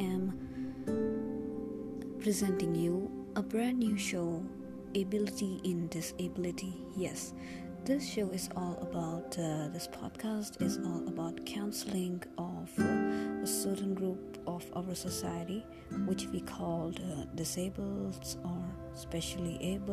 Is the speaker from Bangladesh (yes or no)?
no; India; I come from India, I'm from India